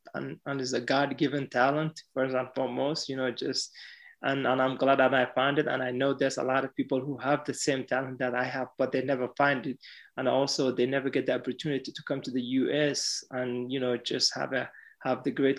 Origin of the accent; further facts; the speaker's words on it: Mombasa, Mombasa County, Kenya; now in Dublin, Ireland; exactly the same journey, just come from different city, coming from Addis Ababa to Dublin, where I came from Mombasa to Dublin.